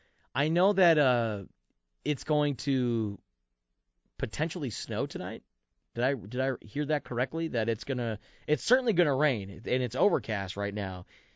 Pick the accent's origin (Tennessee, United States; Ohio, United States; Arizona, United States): Arizona, United States; Tucson; I'm from Tucson